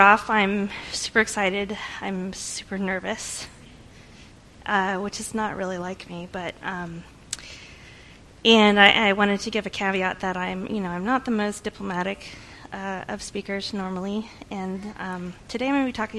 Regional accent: California, United States; moved away as an adult; I'm from California originally. We moved out here about 9 years ago.

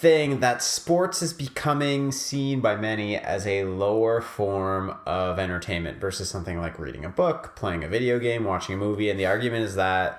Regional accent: Montreal, Quebec, Canada; I'm from Montreal

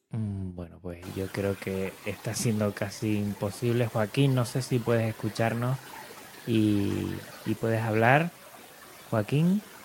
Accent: Canary Islands, Spain; yo que soy de Canarias

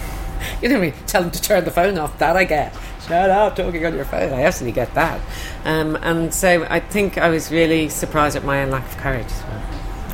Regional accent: Ireland; I'm from Ireland

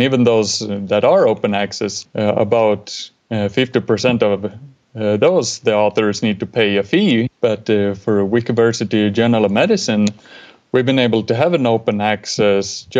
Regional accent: Sweden; I'm from Sweden

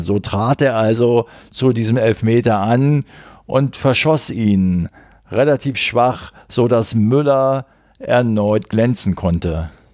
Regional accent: Berlin, Germany; als Berliner

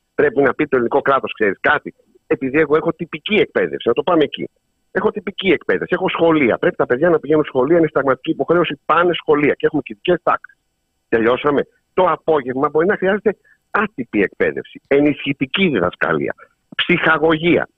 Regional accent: Samos, North Aegean, Greece; στην πατρίδα μου, τη Σάμου

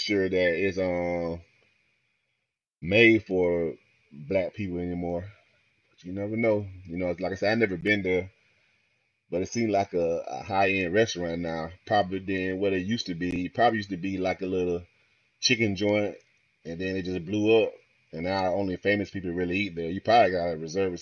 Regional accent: Florida, United States; I'm from Florida. I live in Florida, and it's a lot of Hispanic people down here.

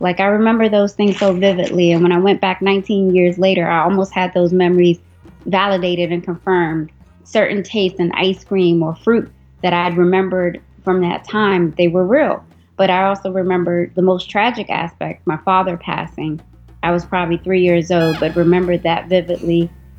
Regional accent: Washington, District of Columbia, United States; also born or lived in Eritrea; my hometown of Washington, D.C. When I was growing up there in the 80s and 90s

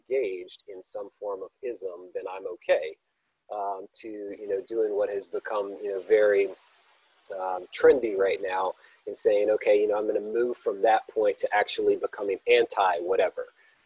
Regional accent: Baton Rouge, Louisiana, United States; born Black in Baton Rouge in the 1970s

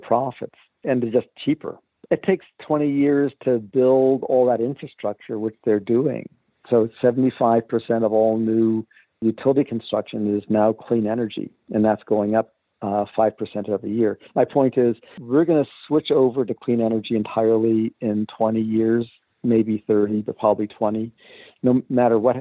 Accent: East Coast, United States; I grew up on the East Coast

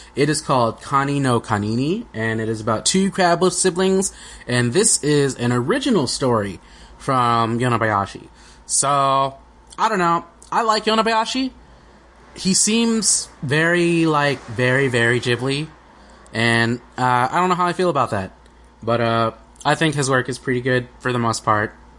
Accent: United States; we're American

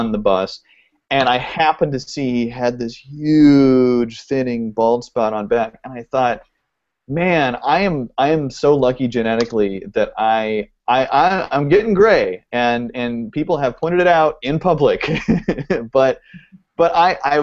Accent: Oregon, United States; now in Los Angeles, United States; I live in L.A., and I grew up in Oregon

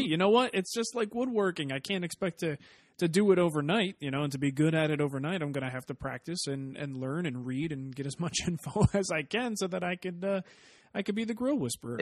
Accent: East Coast, United States; now in Arizona, United States; growing up on the East Coast

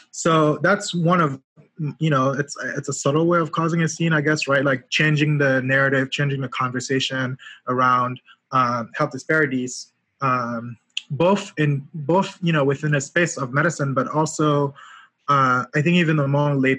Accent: Yaoundé, Centre, Cameroon; moved away as an adult; also born or lived in Washington, D.C. / Atlanta, Georgia; now in New Haven, United States; I grew up in Cameroon, Yaoundé, in the capital city. I moved to the US uh, 11 years ago.

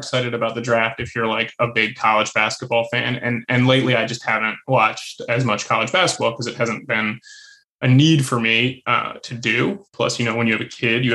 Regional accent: Maryland, United States; I grew up in Maryland

